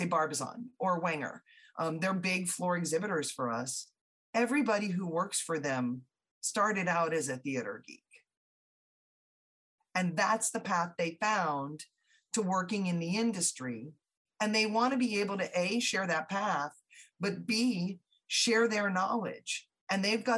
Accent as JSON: {"language": "English", "region": "Southeast", "country": "United States", "tie": "born or raised there", "said": "I grew up in the Southeast"}